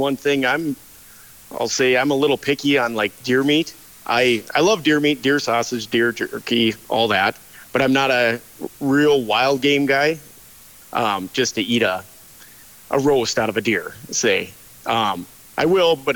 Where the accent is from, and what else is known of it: Carrington, North Dakota, United States; born or raised there